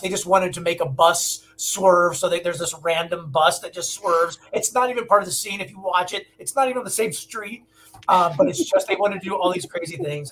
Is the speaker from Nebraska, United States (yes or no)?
yes; Omaha, Nebraska, United States; moved away as an adult; now in Los Angeles, United States; I'm from Nebraska originally